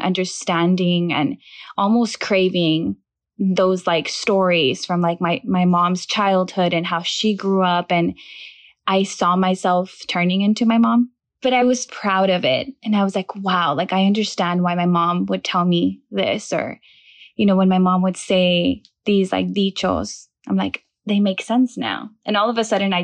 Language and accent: English; Brownsville, Texas, United States; first language Spanish; English is a second language; also born or lived in Matamoros, Mexico; when I was a kid, we moved from Matamoros to Brownsville and I went into first grade here